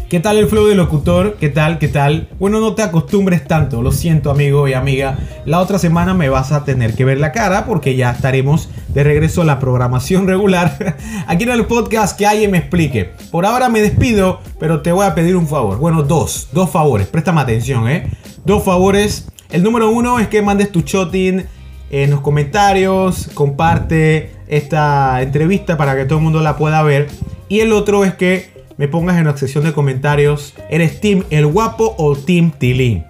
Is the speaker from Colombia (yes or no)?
no; Panama; como panameño